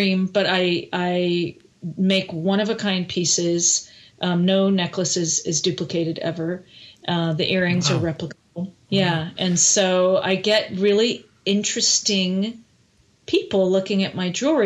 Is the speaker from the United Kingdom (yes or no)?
no; Canada; now in United States; I'm Canadian